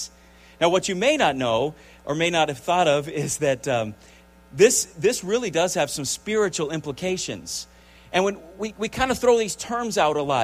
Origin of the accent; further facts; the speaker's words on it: United States; as Americans